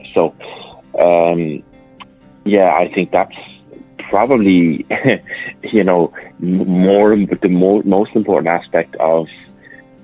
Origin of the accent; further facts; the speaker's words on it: Mullingar, Westmeath, Ireland; my hometown in Mullingar